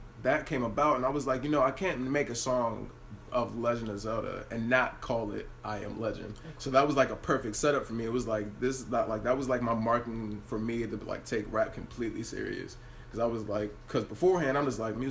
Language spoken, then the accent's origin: English; Hagerstown, Maryland, United States; originally I'm from Hagerstown, Maryland. I'm from Jonathan Street, right off of Bethel Gardens. And growing up, I grew up like with my mom and my dad